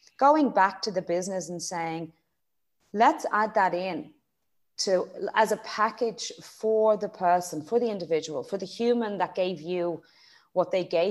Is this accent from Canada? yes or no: no; Graiguenamanagh, Leinster, Ireland; accent: Irish; moved away as an adult; also born or lived in Dublin; now in Australia; I'm from Dublin, but I grew up in a beautiful part of the world called Greignamana, County Kilkenny.